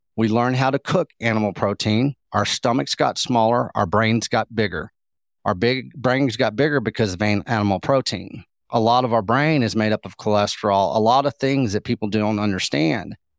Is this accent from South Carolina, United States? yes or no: no; Texas, United States; also born or lived in Austin; I am from Texas